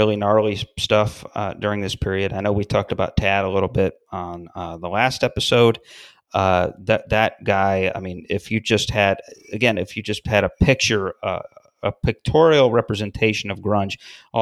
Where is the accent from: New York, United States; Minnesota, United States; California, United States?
New York, United States; Syracuse; that city, my hometown